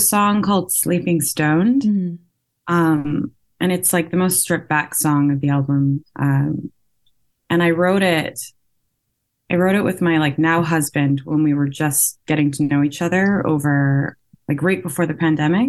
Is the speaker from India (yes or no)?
no; Vancouver, British Columbia, Canada; I'm from Vancouver. Um, and I live here.